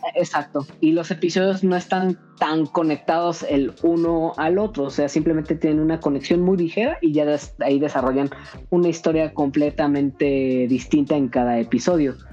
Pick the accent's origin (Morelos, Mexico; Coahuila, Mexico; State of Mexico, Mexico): Morelos, Mexico; Cuernavaca; soy de Cuernavaca